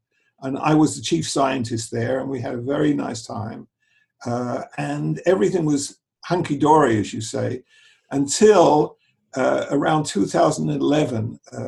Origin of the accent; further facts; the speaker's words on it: London, United Kingdom; moved away as an adult; also born or lived in Cambridge; now in Israel; we were both born in England, in London. We grew up in London. I actually came from the East End of London, which is like equivalent to the East Side of New York, which was a sort of very Jewish area when I was a child.